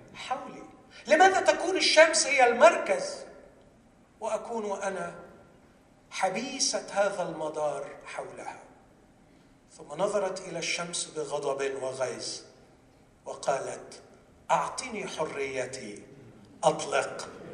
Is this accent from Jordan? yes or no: no; Egypt; عندنا في مصر